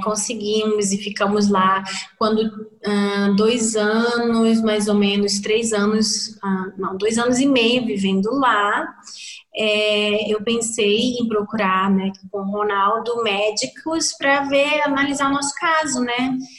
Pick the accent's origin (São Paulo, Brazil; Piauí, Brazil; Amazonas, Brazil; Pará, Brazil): Amazonas, Brazil; now in Rio Grande do Sul, Brazil; nós somos é, brasileiros brasileiros do norte do Brasil, do Amazonas